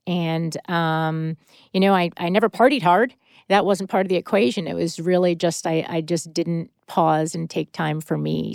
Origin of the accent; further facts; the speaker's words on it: Connecticut, United States; moved away as an adult; also born or lived in Manhattan, New York; now in West Coast, United States; growing up on the East Coast and spending a majority of my time in Connecticut and Manhattan as a kid